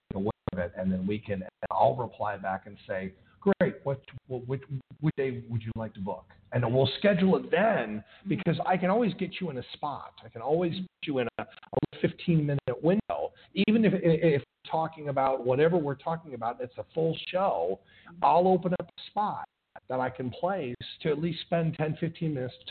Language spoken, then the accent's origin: English; Tennessee, United States; the most friendliest one that I've had happens to be my home state, Tennessee.